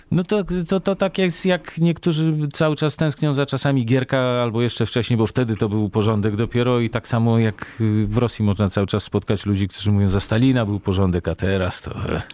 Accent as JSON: {"language": "Polish", "town": "Warsaw", "region": "Masovian Voivodeship", "country": "Poland", "tie": "born or raised there", "said": "ja się wychowałem w Warszawie"}